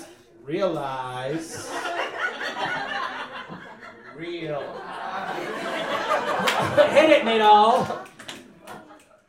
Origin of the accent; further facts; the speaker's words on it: East Coast, United States; English is a second language; now in Los Angeles, United States; I'm from the East Coast